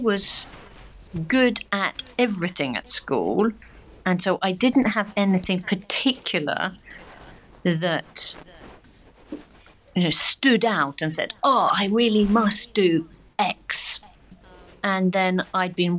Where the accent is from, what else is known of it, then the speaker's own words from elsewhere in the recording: Sevenoaks, South East England, United Kingdom; moved away as an adult; also born or lived in Tunbridge Wells / Birmingham / Sydney, Australia / Paris, France; now in France; So I was born just south of Tunbridge Wells, and then after my parents got divorced, I moved to be close to my grandparents who lived up in Sevenoaks, also in the southeast of England